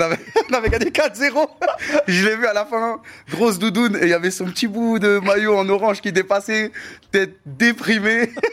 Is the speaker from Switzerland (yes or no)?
no; Corbeil-Essonnes, Île-de-France, France; je viens de Corbeil-Essonnes